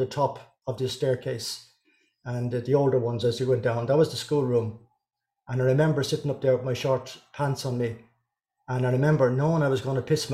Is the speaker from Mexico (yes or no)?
no; North County Dublin, Leinster, Ireland; So I was born in North County Dublin.